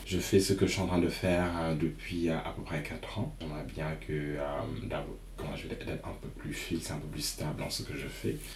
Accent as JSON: {"language": "French", "country": "Senegal", "tie": "born or raised there", "also_born_or_lived": "Stockholm, Sweden", "moved": "yes", "said": "je suis né j'ai grandi en Afrique"}